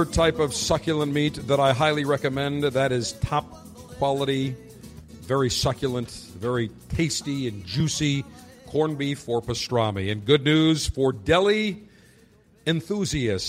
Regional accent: Buffalo, New York, United States; my hometown of Buffalo, New York

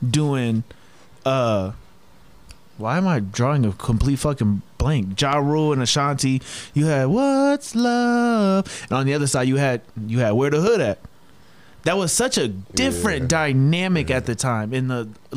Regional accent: Atlanta, Georgia, United States; I'm from Atlanta

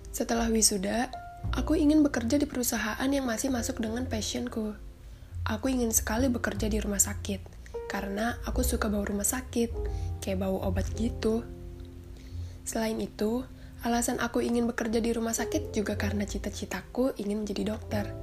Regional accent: Tangerang, Banten, Indonesia; Aku asalnya dari Tangerang.

